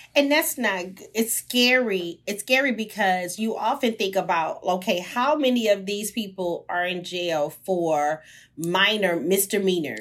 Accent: Houston, Texas, United States; I'm from the hood, I'm from Sunnyside.

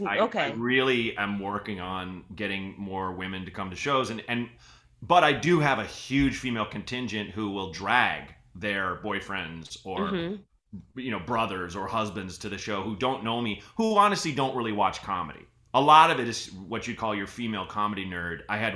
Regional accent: Portland, Oregon, United States; I grew up in Portland, Oregon.

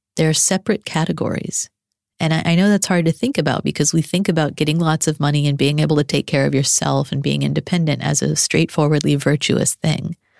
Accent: Arlington, Texas, United States; moved away as an adult; Born and raised in Arlington, Texas.

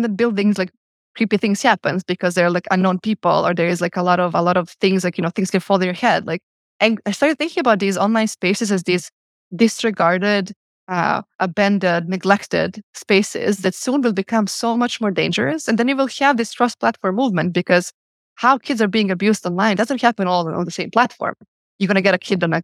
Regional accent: Podgorica, Montenegro; moved away as an adult; now in Geneva, Switzerland; growing up in Podgorica in the war years

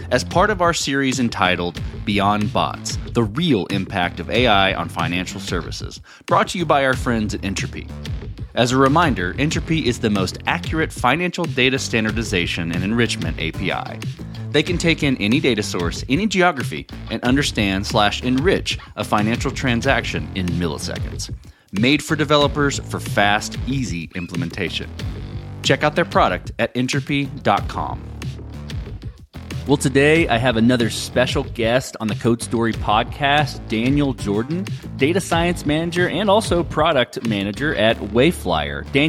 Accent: Dublin, Leinster, Ireland; I'm from Dublin, Ireland

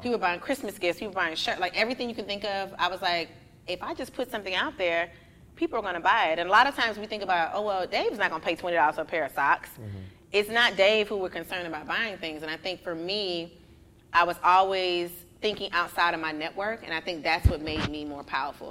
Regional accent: Miami, Florida, United States; moved away as an adult; now in Atlanta, United States; I am originally from Miami. I've been in been in Atlanta for about 12 years now

